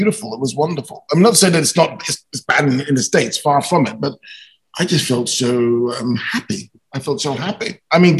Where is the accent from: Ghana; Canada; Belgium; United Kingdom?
United Kingdom; London; I was shooting movies in my hometown, London